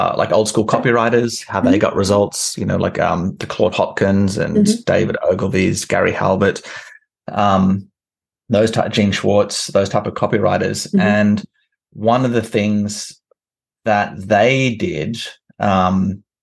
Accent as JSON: {"language": "English", "town": "Canberra", "region": "Australian Capital Territory", "country": "Australia", "moved": "as an adult", "said": "where I'm from is from Canberra, which is kind of like Washington, D.C."}